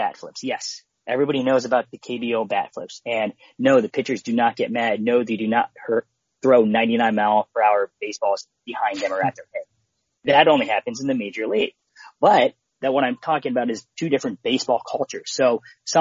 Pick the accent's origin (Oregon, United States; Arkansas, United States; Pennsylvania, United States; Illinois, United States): Pennsylvania, United States; Philadelphia; I grew up in Philly